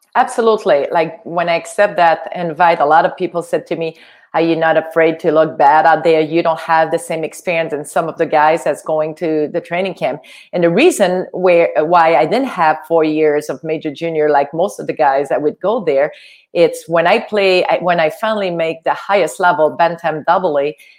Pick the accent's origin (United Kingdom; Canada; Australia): Canada; Quebec; English is a second language; moved away as an adult; also born or lived in United States; I was from Quebec. Uh, we only had French TV